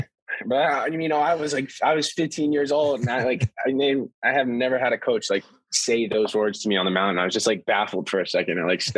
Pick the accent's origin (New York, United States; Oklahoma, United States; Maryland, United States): New York, United States; So I was born in New York, obviously